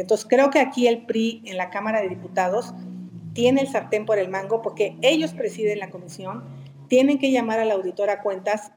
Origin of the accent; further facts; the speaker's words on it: Hidalgo, Mexico; now in Mexico City, Mexico; Nací en Hidalgo